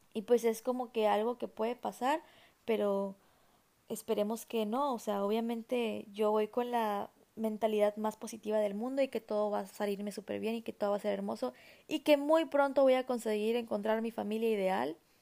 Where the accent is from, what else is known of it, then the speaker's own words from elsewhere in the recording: Mexico; soy mexicana